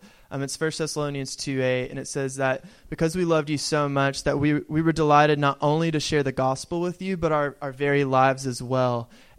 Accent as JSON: {"language": "English", "region": "the South", "country": "United States", "tie": "born or raised there", "said": "one of the interesting things in growing up in the South and coming here is, like, embracing all culture and, like, diversity."}